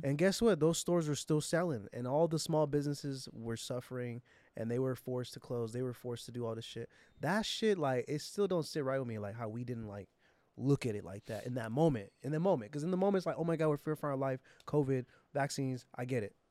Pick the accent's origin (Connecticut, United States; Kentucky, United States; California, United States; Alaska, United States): California, United States; San Jose; San Jose, my hometown